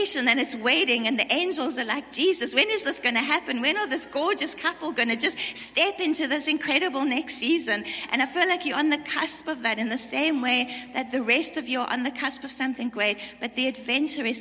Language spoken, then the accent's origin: English; South Africa; I come from South Africa